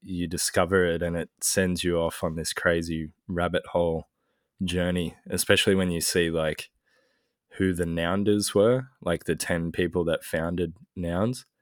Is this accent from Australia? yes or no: yes; Australia; as an Australian